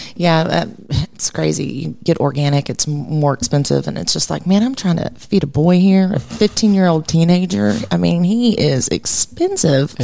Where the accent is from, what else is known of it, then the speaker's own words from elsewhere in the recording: Irving, Texas, United States; also born or lived in Mineral Wells, Texas / Fort Worth, Texas / East Rockaway, New York; I was born and raised um, in Irving for the majority